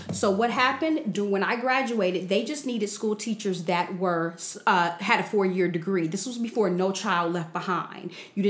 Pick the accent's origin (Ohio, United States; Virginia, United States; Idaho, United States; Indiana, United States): Ohio, United States; Dayton; moved away as an adult; also born or lived in Cincinnati, Ohio / Baltimore; now in Atlanta, United States; I was born in Cincinnati, Ohio, raised in Dayton, Ohio. And that was pretty much my childhood.